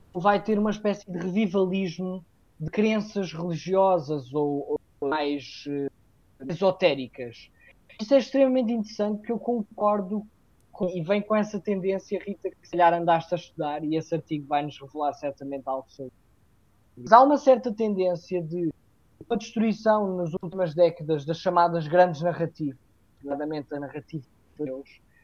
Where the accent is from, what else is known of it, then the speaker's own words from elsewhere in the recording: Castelo Branco, Centro, Portugal; Castelo Branco, por acaso é a cidade de onde eu, de, de onde eu sou ori, originário